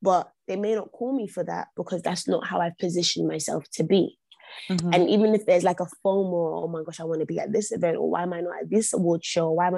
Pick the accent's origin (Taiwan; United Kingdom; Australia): United Kingdom; London; I was born and bred in London, born and raised St. Thomas' Hospital, grew up in Brixton